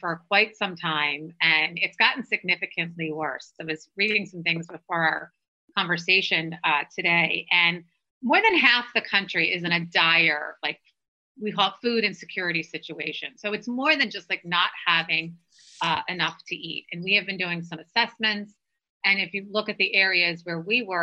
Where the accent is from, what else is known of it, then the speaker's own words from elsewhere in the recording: Philadelphia, Pennsylvania, United States; I grew up in Philadelphia, so that's not so far from D.C.